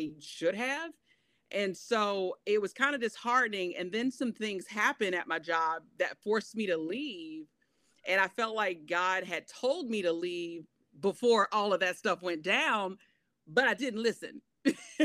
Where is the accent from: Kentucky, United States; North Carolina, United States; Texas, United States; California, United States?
North Carolina, United States; Shelby; I was born and raised in Shelby, North Carolina